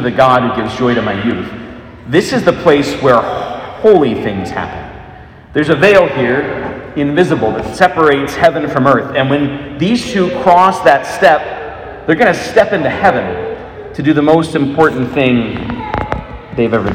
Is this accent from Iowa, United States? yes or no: yes; Des Moines, Iowa, United States; moved away; I am from Des Moines, though I was gone for many, many years